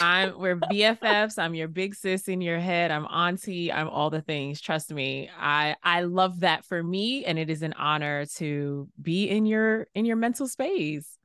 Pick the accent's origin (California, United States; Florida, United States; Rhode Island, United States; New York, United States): New York, United States; New York City; growing up in New York City